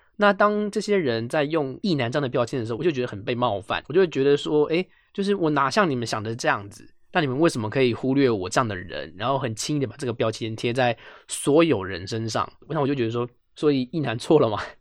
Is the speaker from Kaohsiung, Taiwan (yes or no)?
no; Taipei, Taiwan; 我就是一个台北人